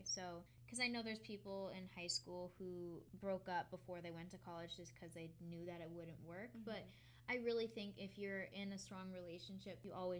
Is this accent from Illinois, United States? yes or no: no; Connecticut, United States; now in Long Island, United States; I moved from Connecticut to Long Island. I met a bunch of new people and that type of thing, but he still lives at home.